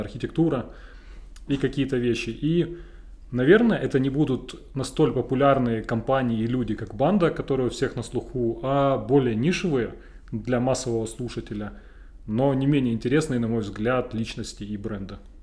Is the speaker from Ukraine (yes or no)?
yes; Donbas, Ukraine; Я простой парень из Шахтерского края